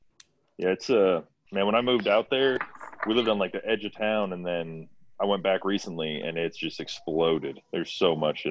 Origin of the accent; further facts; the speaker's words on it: Gilbert, Arizona, United States; moved away as an adult; now in Oklahoma, United States; I moved out here from Gilbert, out to Oklahoma. So I grew up in Gilbert. My wife's from Gilbert. We were out there for a long time.